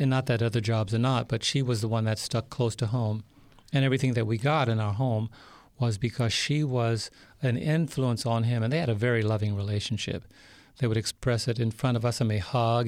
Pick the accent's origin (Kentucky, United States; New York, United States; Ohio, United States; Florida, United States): New York, United States; New York City; I was born and raised in New York City